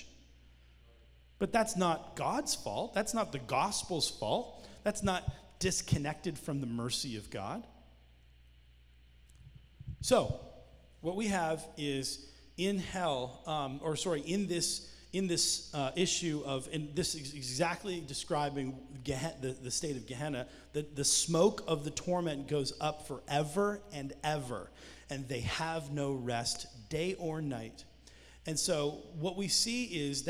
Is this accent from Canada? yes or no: yes; Canada; now in United States; I'm Canadian